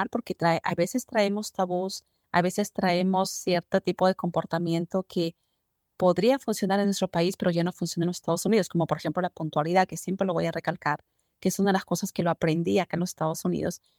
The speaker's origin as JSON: {"language": "Spanish", "country": "Colombia", "moved": "as an adult", "lives_now": "Phoenix, United States", "said": "yo vengo de Colombia."}